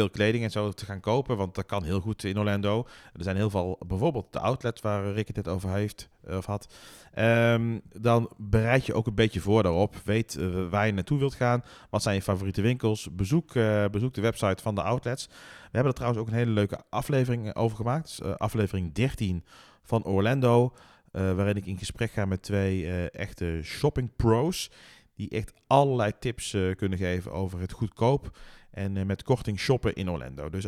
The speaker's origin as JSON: {"language": "Dutch", "country": "Netherlands", "said": "wij als Nederlanders"}